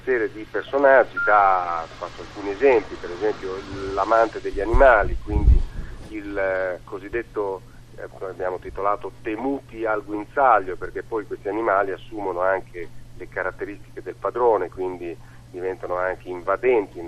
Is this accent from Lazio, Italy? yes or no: no; Ravenna, Emilia-Romagna, Italy; io sono di Ravenna